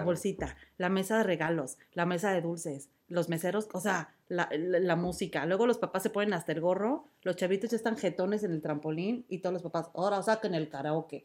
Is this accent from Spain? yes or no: no; Mexico City, Mexico; moved away as an adult; also born or lived in Xochimilco; now in Vancouver, Canada; soy de Coapa. Y yo crecí